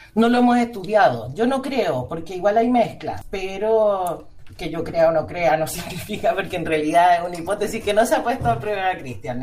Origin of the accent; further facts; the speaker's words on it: Chile; como chilenos